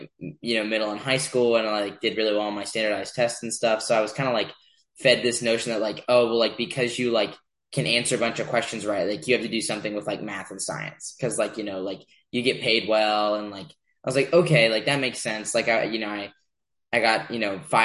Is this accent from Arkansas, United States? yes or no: no; Charles Town, West Virginia, United States; moved away as an adult; now in Tempe, United States; I'm from West Virginia, the Eastern Panhandle in Charlestown in the Eastern Panhandle